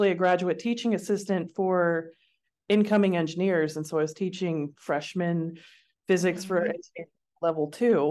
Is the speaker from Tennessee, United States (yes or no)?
yes; Jackson, Tennessee, United States; moved away as an adult; also born or lived in Knoxville, Tennessee; now in Seattle, United States; I grew up in a small city in Tennessee called Jackson